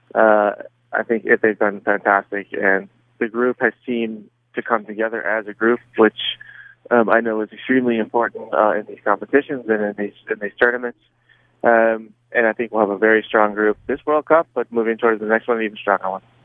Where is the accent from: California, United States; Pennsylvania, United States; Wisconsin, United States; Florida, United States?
California, United States; San Diego; moved away as an adult; also born or lived in Germany; I grew up in San Diego, which isn't far from